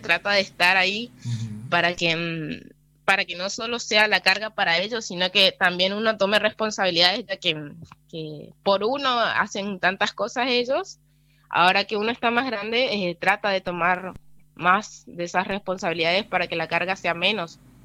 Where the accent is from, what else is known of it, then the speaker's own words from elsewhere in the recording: Villa Rural El Palmar, Chaco, Argentina; desde que nací vivo acá, mis papás estaban acá, viven hace como unos 19 años Así que prácticamente de nacimiento acá.